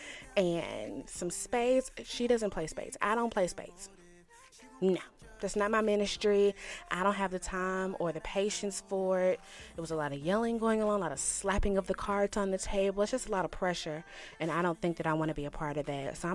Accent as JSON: {"language": "English", "town": "Shreveport", "region": "Louisiana", "country": "United States", "tie": "born or raised there", "moved": "yes", "said": "my hometown of Shreveport, Louisiana"}